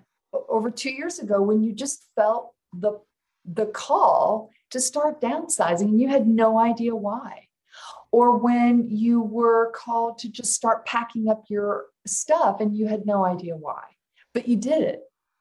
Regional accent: Alabama, United States; also born or lived in Los Angeles / Seattle / Kansas / Ohio; now in Oregon, United States; I've lived in Alabama. I grew up in Alabama. I've lived in Boston, Manhattan, New York. You name it. I've lived it.

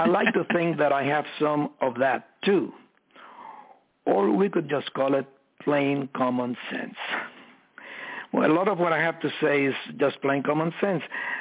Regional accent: Cuba; moved away; I was born in Cuba

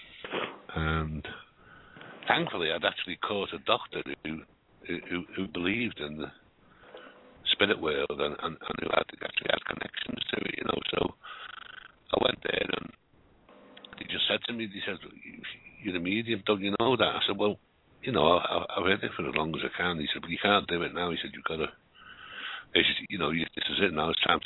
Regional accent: Liverpool, North West England, United Kingdom; accent: Scouse; I was born in Liverpool a long time ago

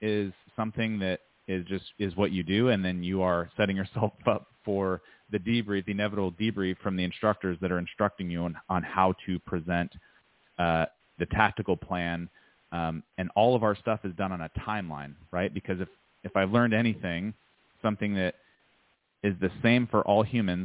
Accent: United States; be an American citizen and to live in this country

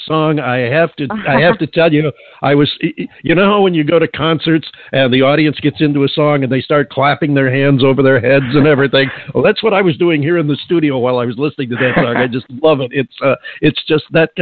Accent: upstate New York, United States; moved away; I'm from the North Country, originally back in upstate New York

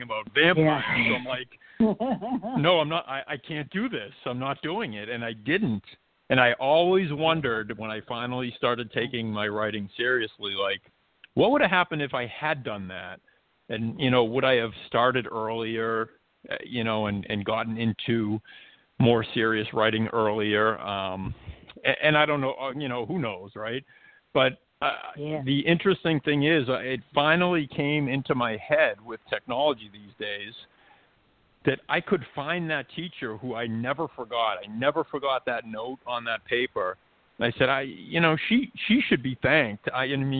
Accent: Malden, Massachusetts, United States; my hometown, Malden, Massachusetts

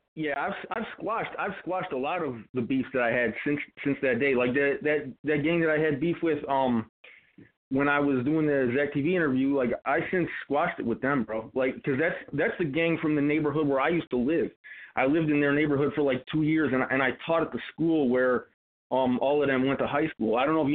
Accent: Chicago, Illinois, United States; a lot of people on the internet, when they seen that I was from Chicago

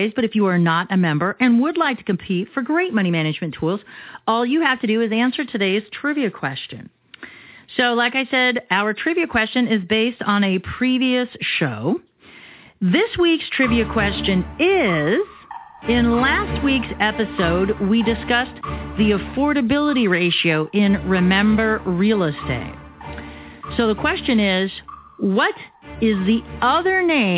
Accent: Arizona, United States; I'm born and bred here in Arizona

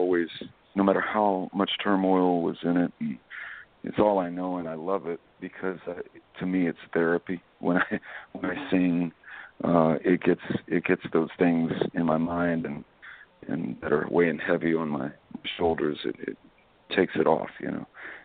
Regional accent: Waveland, Mississippi, United States; now in Las Vegas, United States; growing up in South Mississippi, I grew up in a little town called Waveland, Mississippi

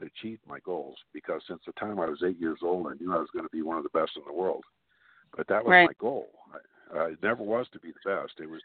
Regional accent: Glendale, United States; also born or lived in Arkansas; me and my twin brother were born and raised in Glendale, my family was from Arkansas

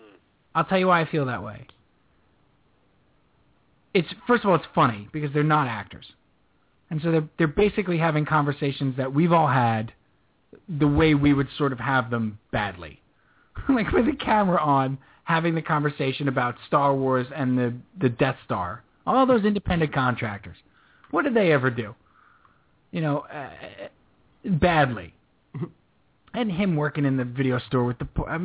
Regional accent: Northeast, United States; And this might be also growing up in the Northeast thing, too, for us specifically.

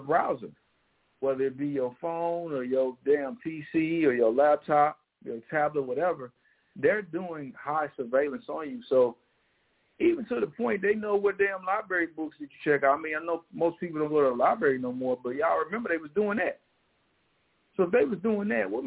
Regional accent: St. Louis, Missouri, United States; moved away; the school shooting in my hometown

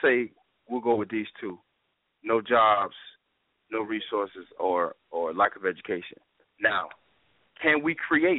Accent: the South, United States; I'm from the South.

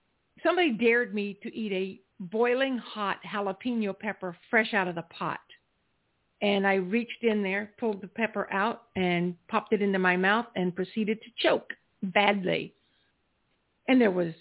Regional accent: South Carolina, United States; I grew up in South Carolina

